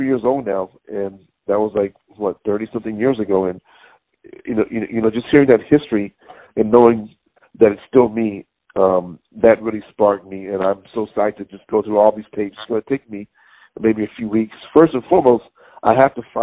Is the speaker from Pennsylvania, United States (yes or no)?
no; Conyers, Georgia, United States; now in Hackensack, United States; I was from Georgia, you know, from the Baptist Church